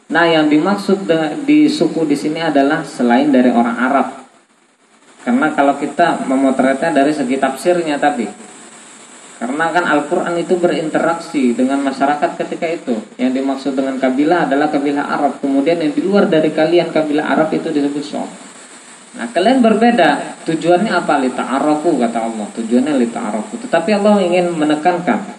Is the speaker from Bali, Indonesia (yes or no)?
no; South Kalimantan, Indonesia; Contoh saya dengan istri saya, saya orang Banjar, istri orang Bandung.